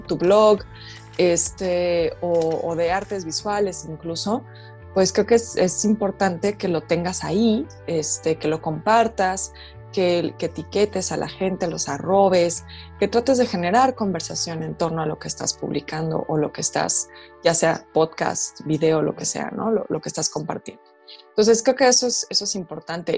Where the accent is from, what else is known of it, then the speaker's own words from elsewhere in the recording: Mexico; siendo mujer, mujer mexicana